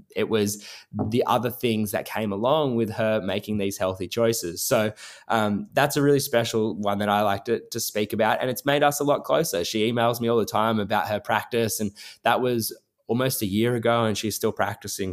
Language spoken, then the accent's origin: English; Nowra, New South Wales, Australia; moved away as an adult; also born or lived in New York City, United States; my hometown and do it in my town of Nowra